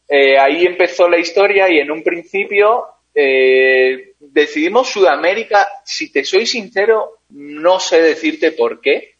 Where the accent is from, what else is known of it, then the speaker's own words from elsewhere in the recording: San Sebastián, Basque Country, Spain; also born or lived in Caracas, Venezuela; nací en Caracas, eh, viví en Caracas hasta los nueve años y a los nueve años me fui a, San Sebastián, al País Vasco, en España